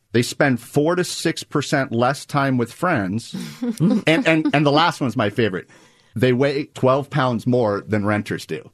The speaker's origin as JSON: {"language": "English", "region": "Nebraska", "country": "United States", "said": "I'm from Nebraska"}